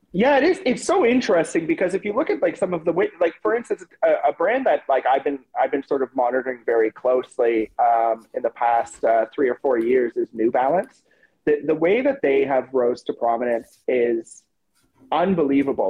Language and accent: English; Toronto, Ontario, Canada; my hometown of Toronto